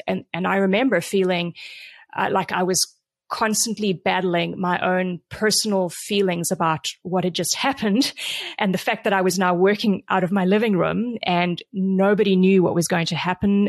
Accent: South Africa; also born or lived in Vancouver, Canada; now in San Diego, United States; I grew up in South Africa. I moved to Canada twenty-five years ago

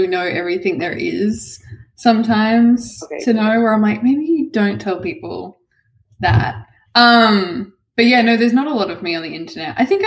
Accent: Smoky Bay, South Australia, Australia; also born or lived in Ceduna, South Australia; I was born in this tiny little town called Ceduna, which is in South Australia. It's on the coast. I think has a population of 2,500. But my family kind of lived like outside of town and in this other little town, I guess like called Smoky Bay, which is population 200 people. So I grew up there.

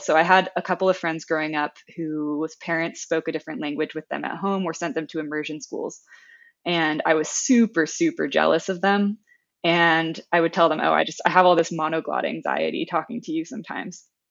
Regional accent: United States; accent: American; first language English; being an American who pretty much only knows other monolingual Americans

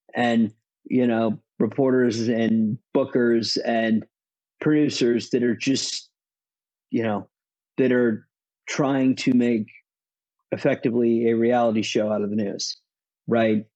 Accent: United States; as an American

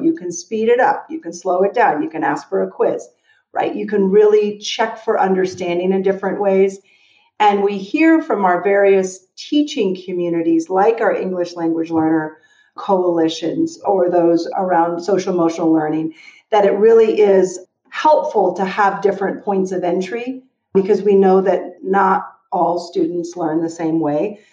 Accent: Denver, Colorado, United States; moved away; also born or lived in Oakland / Washington, D.C.; Denver, Colorado, that's my hometown

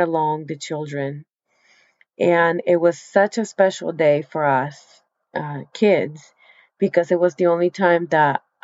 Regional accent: Colombia; now in United States; I am from South America. I was born in the Amazon of South America, Colombia.

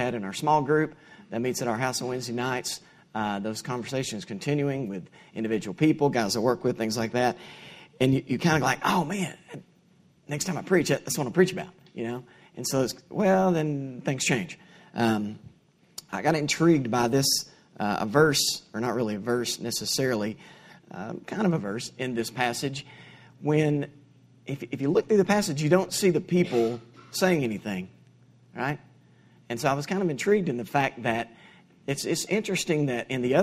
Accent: Kingston, Tennessee, United States; I grew up in Kingston, Tennessee. It's about 35 miles west of here

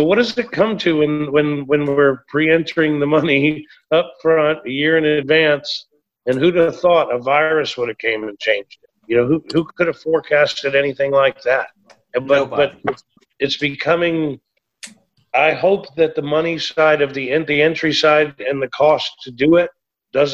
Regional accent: Texas, United States; I was a jackass from Texas

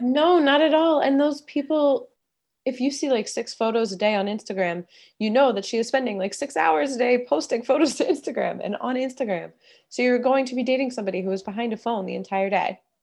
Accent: East Coast, United States; moved away as an adult; now in Los Angeles, United States; I grew up on the East Coast, went to college on the East Coast, and then about ten years ago, I moved to Los Angeles

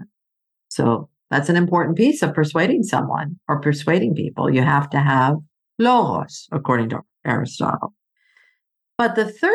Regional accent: Greece; moved away; I grew up in Greece. My mom is Greek, so I'm part Greek.

